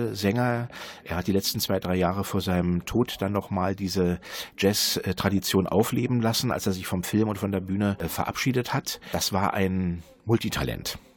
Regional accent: Berlin, Germany; Die Familie Krug hat bei bei uns in Berlin-Pankow um die Ecke gewohnt.

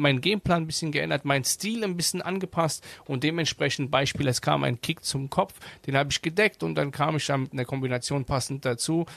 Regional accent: Germany; klar bin ich hier aufgewachsen in Deutschland

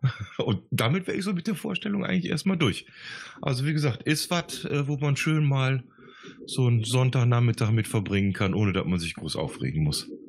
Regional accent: Gummersbach, North Rhine-Westphalia, Germany; moved away as an adult; now in Bavaria, Germany; ich komme ja gebürtig aus dem Oberbergischen, ich komme aus Ach, Gummersbach

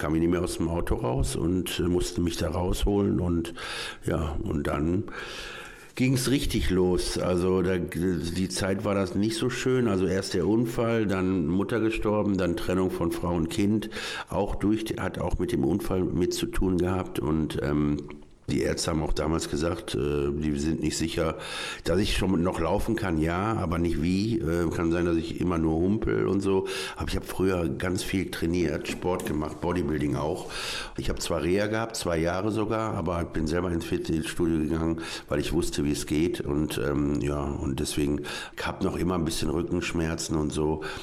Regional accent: Duisburg, North Rhine-Westphalia, Germany; ich äh, bin ja aus Duisburg eigentlich geboren, aufgewachsen. Dann bin ich wegen dem Bergbau nochmal nach Neukirchen-Flühen gezogen

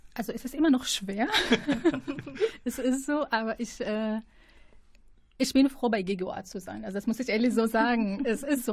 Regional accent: Syria; now in Münster, Germany; ich bin aus Syrien

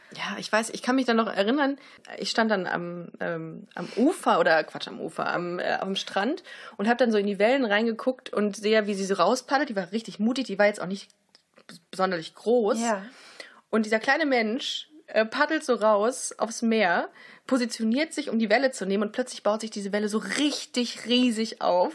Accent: Germany; wir sind aus Deutschland

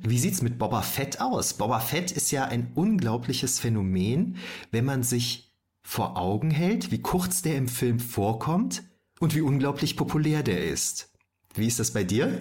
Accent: Düren, North Rhine-Westphalia, Germany; Ich bin ja aus Düren, bei uns gab es sowas nicht.

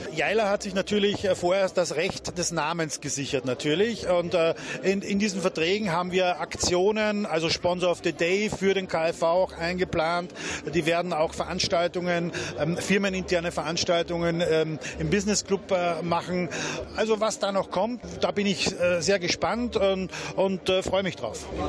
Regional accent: Austria; now in Krefeld, Germany; Ich bin gebürtiger Österreicher

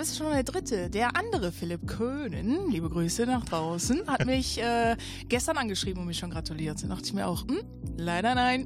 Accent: Ratingen, North Rhine-Westphalia, Germany; ich komme aus Rating, äh, ein kleines Dörfchen, obwohl was heißt klein, ne? Ein kleines Städtchen

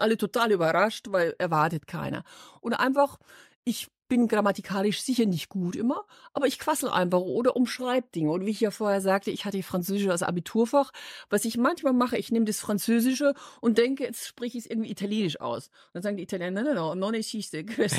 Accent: Munich, Bavaria, Germany; accent: Bavarian; moved away as an adult; now in Düsseldorf, Germany; ich bin stolz, gebürtige Münchnerin ja. zu sein

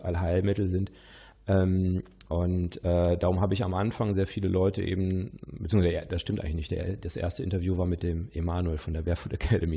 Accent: Witten/Herdecke, North Rhine-Westphalia, Germany; now in Lower Rhine, Germany; ich stamme ja aus aus Wittenherdecke und ich wohne ja am Niederrhein

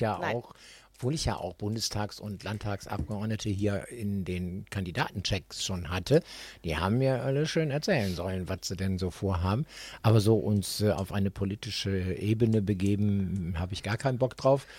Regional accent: Düsseldorf, North Rhine-Westphalia, Germany; ich bin tatsächlich in Oberkassel-Niederkassel ja groß geworden

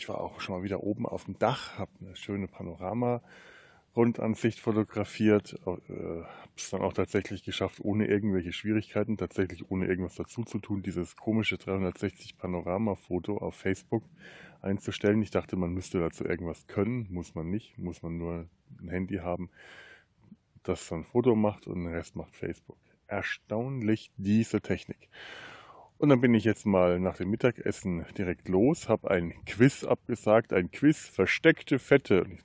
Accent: Bavaria, Germany; Ich bin Franke

